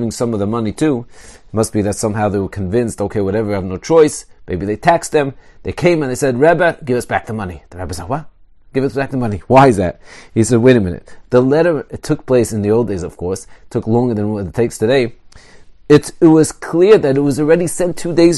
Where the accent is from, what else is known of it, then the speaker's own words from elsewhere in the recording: Israel; I grew up in Eretz Yisrael.